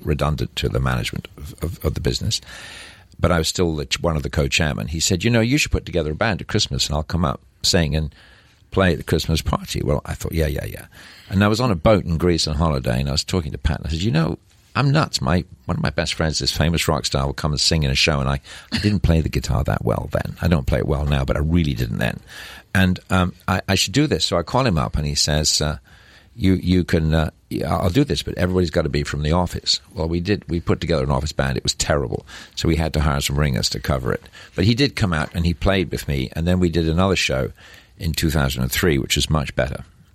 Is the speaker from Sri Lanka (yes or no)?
no; Scotland, United Kingdom; moved away as an adult; also born or lived in England / Persia / Dubai / New York; I'm from Scotland